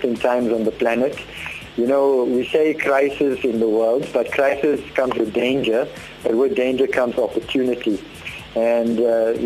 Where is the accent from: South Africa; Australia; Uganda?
South Africa; We grew up in Indian areas, so-called Indian areas, so a bunny chow and coke and chip rolls and coke throughout childhood and teenage years was a staple.